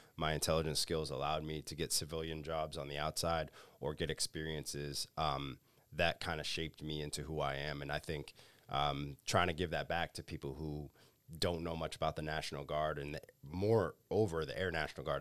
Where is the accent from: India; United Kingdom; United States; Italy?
United States; Acushnet, Massachusetts; I'm originally from the South Coast area, so, uh, grew up in Acushnet, New Bedford